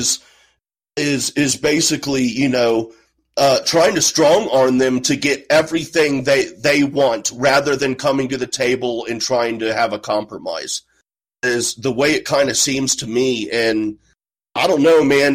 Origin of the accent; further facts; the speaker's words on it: Midwest, United States; I'm from the Midwest